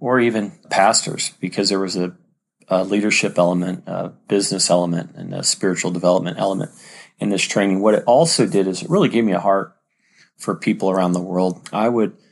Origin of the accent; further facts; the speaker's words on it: San Diego, California, United States; I grew up in San Diego, California